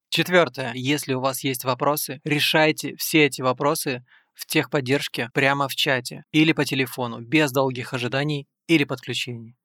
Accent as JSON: {"language": "Russian", "country": "Moldova", "tie": "born or raised there", "said": "я тоже родом из Молдовы."}